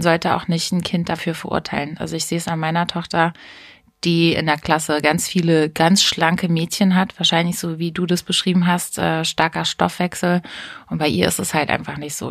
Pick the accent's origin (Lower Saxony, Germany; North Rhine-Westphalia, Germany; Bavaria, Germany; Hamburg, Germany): Lower Saxony, Germany; Hameln; also born or lived in Hanau; ich bin ja in, zwar in Hanau geboren, aber aufgewachsen bin ich in Hameln